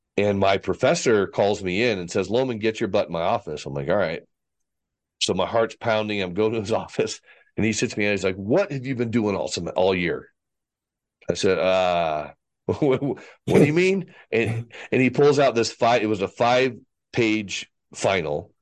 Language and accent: English; Fort Worth, Texas, United States; born or raised there; also born or lived in Vail / Dallas, Texas